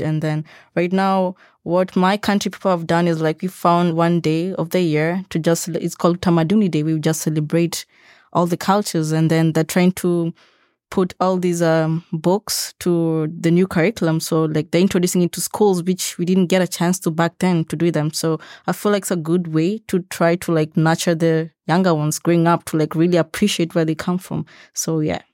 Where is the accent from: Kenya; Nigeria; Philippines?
Kenya; now in Lethbridge, Canada; I'm from Kenya